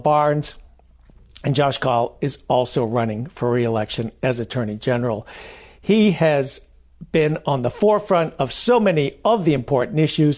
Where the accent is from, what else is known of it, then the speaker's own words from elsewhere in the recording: Maine, United States; I'm from Maine